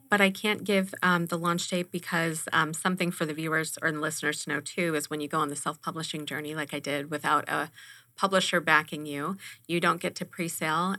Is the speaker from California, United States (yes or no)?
yes; Los Angeles, California, United States; now in Arizona, United States; growing up in Los Angeles and my generation